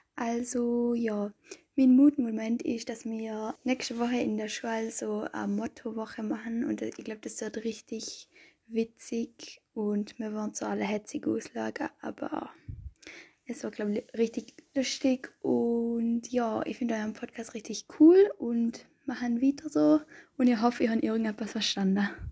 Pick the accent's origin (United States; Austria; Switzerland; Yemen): Austria; ich komme aus Österreich, aus Radeberg und ich denke, mein Dialekt ist sehr schwer zu verstehen